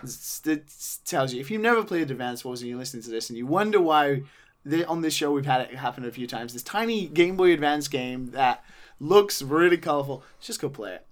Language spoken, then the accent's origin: English; United Kingdom; being British